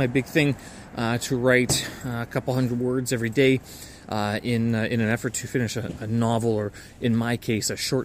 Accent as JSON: {"language": "English", "country": "Canada", "tie": "born or raised there", "said": "I'm Canadian, right? I hold a Canadian passport."}